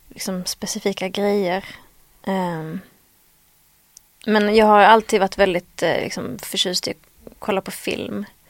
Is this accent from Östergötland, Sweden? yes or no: no; Skåne, Sweden; accent: Scanian (skånska); min skånska ibland blir så konstig